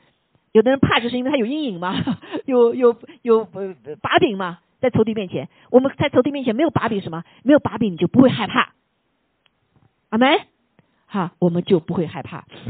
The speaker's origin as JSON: {"language": "Chinese", "country": "China", "said": "有的时候我们中国人特别谦卑啊"}